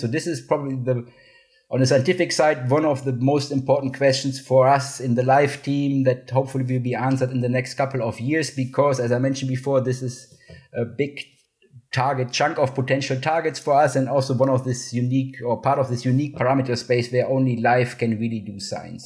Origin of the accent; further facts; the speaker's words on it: Cologne, North Rhine-Westphalia, Germany; moved away; I'm from Cologne, Germany originally